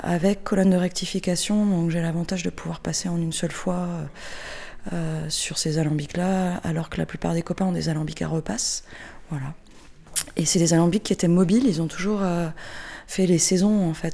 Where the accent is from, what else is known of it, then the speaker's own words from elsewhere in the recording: Alsace, Grand Est, France; now in Vauvert, France; à la base je suis alsacienne, mais je suis installée à Vauvert, au Diable Vauvert dans le Gard